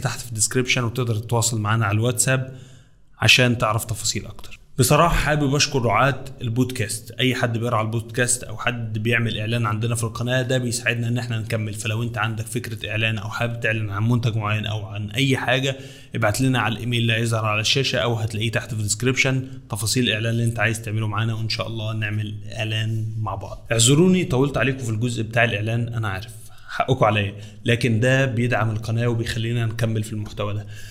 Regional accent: Egypt

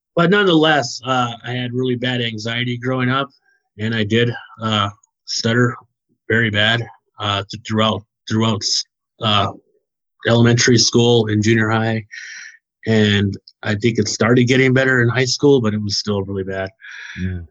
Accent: Wyoming, United States; moved away as an adult; now in New Brighton, Minnesota, United States; I was born in the state of Wyoming

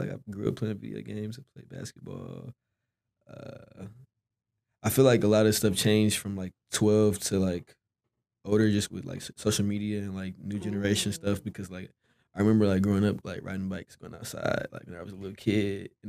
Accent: Dallas, Texas, United States; So I was raised obviously in Dallas, but I went to Duncanville High School for, well, like 2 years

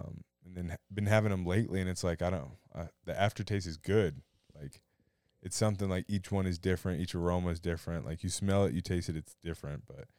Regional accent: Iowa, United States; moved away; also born or lived in East Coast / West Coast; Shoot, I'm Midwestern boy from Iowa. Don't call me a farm boy because I'm not a farm boy. I have some farmer's blood in me. Don't get me wrong. But no. From Iowa, but I've kind of took a journey

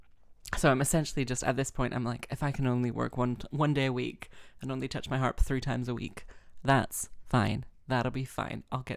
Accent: London, United Kingdom; accent: London via Texas; also born or lived in United States / Wales; oh, it's London via Texas. So it was like, I grew up in London. I was born in London. Then when I was 3, we moved to the States and then I came back

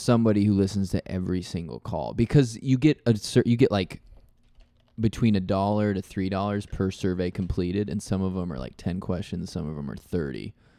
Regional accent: Nebraska, United States; people know I'm from Nebraska

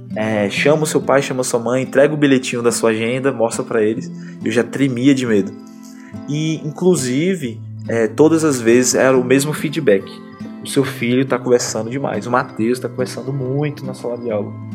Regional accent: Bahia, Brazil; also born or lived in Barreiras, Bahia; E a minha mãe, ela, ela criou a gente aqui.

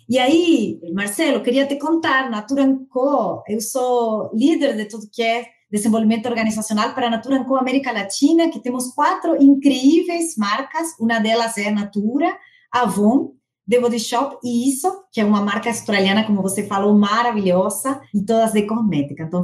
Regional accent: Argentina; Portuguese is a second language; moved away as an adult; now in São Paulo, Brazil; eu sou argentina, eu tenho 41 anos, eu estou morando no Brasil, em São Paulo, há três anos

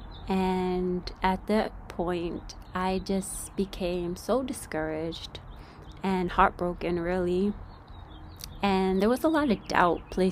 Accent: New York, United States; moved away as an adult; now in California, United States; I'm not from California, guys. I am from New York, born and raised

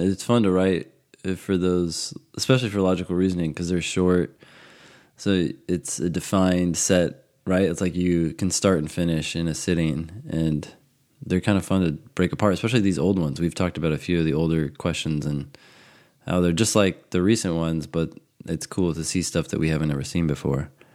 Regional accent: California, United States; now in Vienna, Virginia, United States; I grew up in California, in, like, the desert

